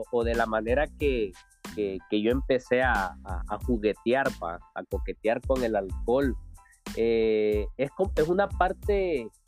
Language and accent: Spanish; Tegucigalpa, Francisco Morazán, Honduras; now in Louisiana, United States; Oh, yo soy de Tegucigalpa.